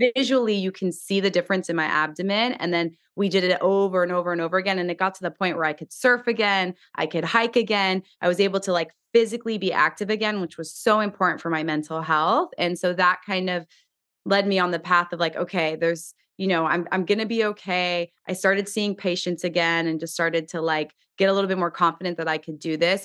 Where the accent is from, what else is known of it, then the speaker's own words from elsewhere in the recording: Southern California, United States; I grew up in Southern California, the daughter